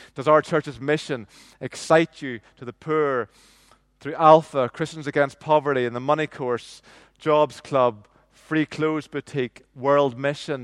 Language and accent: English; Northern Ireland, United Kingdom; I grew up in nineteen seventies and nineteen eighties in, in Northern Ireland